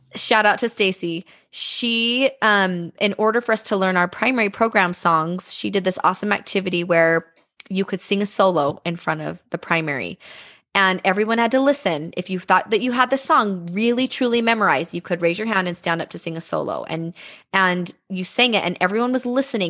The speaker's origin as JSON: {"language": "English", "town": "Bountiful", "region": "Utah", "country": "United States", "tie": "born or raised there", "said": "I grew up in Bountiful"}